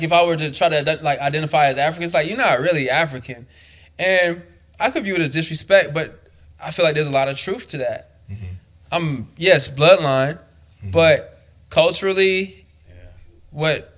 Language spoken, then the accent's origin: English; Haiti; But it's like, I come from Haiti. I represent this place.